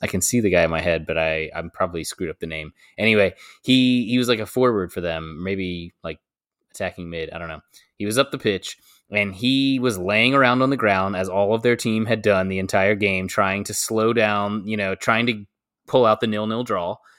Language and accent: English; United States; as an American